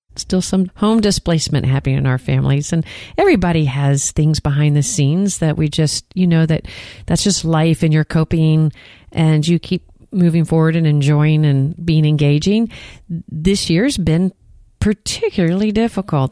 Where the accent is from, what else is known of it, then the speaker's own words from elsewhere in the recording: Texas, United States; accent: Texan; I sound like a Texan